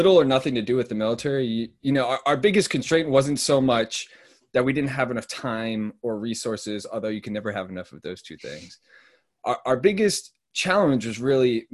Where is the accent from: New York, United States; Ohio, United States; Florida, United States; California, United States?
California, United States; Bay Area; moved away as an adult; now in Philadelphia, United States; I'm originally from the Bay Area